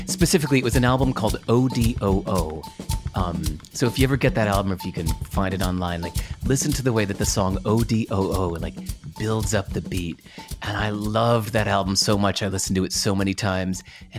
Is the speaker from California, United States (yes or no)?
yes; Berkeley, California, United States; born there; I was born in Berkeley where …'s from